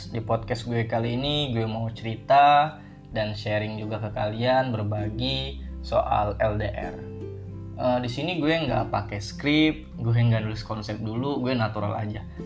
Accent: Palembang, South Sumatra, Indonesia; now in Tangerang, Indonesia; gue dari Palembang gue ngerantau ke sini ke Tangerang ini buat cari kerja

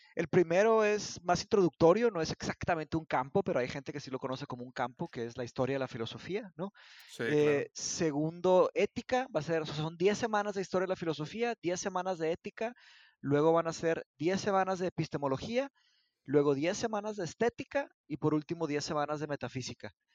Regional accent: Mexico; also born or lived in Brazil; yo soy brasileño, yo nací en Brasil, pero me vine a ah, México cuando, tenía cinco años, me vine a México por, eh, por el divorcio de mis padres, me vine para acá y ya, aquí, aquí crecí

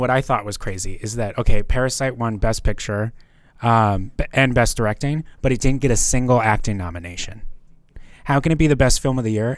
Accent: North Dakota, United States; born and raised in North Dakota

